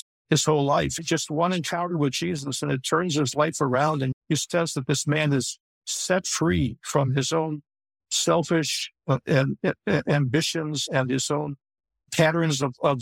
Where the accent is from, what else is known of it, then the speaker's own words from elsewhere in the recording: Chicago, Illinois, United States; I grew up in Chicago also and born and raised there